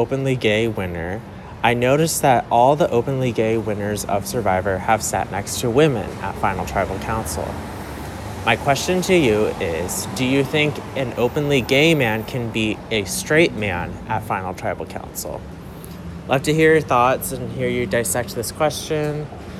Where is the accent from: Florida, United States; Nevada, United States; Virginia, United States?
Florida, United States; Hi, Drop Your Buffs. … I'm from Florida.